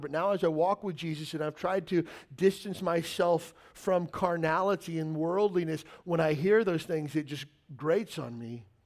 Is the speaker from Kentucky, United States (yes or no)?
yes; Kentucky, United States; I grew up in Kentucky